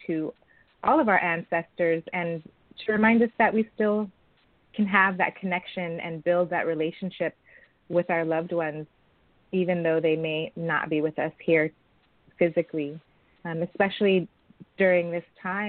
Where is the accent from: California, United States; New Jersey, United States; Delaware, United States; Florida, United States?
California, United States; San Francisco; I was born and raised in San Francisco